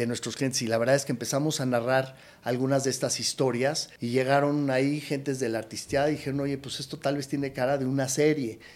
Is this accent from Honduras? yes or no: no; Mexico; moved away as an adult; also born or lived in United States; siendo un mexicano que vivió en Estados Unidos